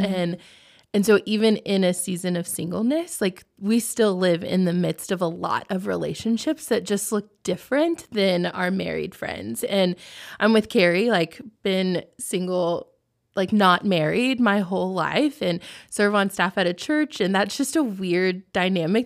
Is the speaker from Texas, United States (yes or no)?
yes; Texas, United States; moved away as an adult; also born or lived in Oklahoma; now in Lancaster, United States; I'm born and raised in Texas, so I still call it home